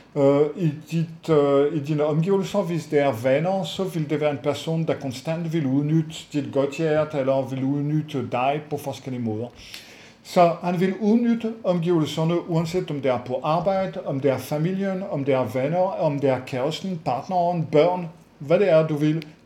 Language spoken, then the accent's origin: Danish; France; moved away; jeg er franskfødt